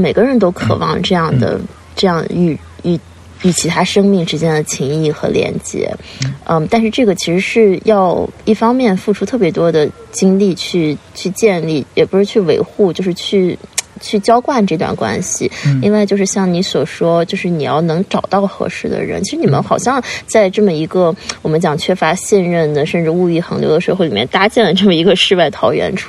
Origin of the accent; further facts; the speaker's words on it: Qingdao, Shandong, China; 因为我也是山东人，青岛人，嗯，也是淄博人嘛